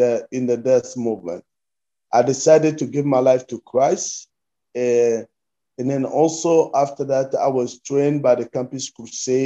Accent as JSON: {"language": "English", "region": "Kinshasa", "country": "DR Congo", "tie": "born or raised there", "moved": "as an adult", "lives_now": "United States", "said": "I was born and raised in the Democratic Republic of Congo, and then I moved to the US a couple years ago"}